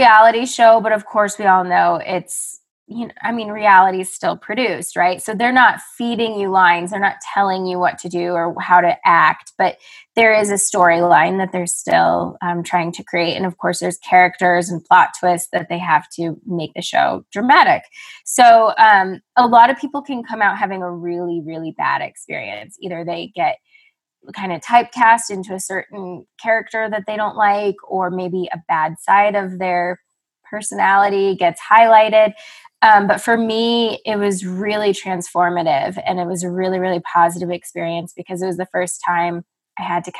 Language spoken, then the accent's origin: English; Evergreen, Colorado, United States; moved away as an adult; also born or lived in Los Angeles, California; now in Carbondale, United States; I grew up in Evergreen, Colorado